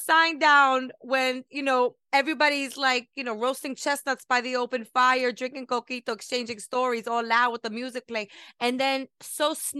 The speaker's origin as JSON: {"language": "English", "town": "Brooklyn", "region": "New York", "country": "United States", "said": "You right, know, I know, because I'm from Brooklyn."}